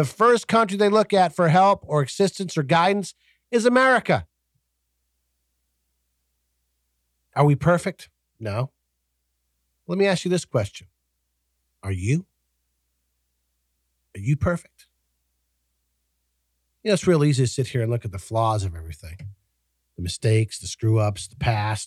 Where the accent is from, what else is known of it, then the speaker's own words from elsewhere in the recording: United States; I'm an American.